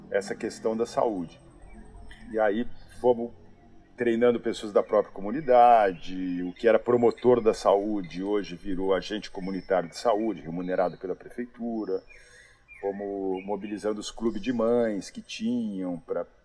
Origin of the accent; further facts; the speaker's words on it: São Paulo, Brazil; moved away as an adult; now in Santarém, Brazil; eu sou de São Paulo, aí vim para ficar seis meses em Santarém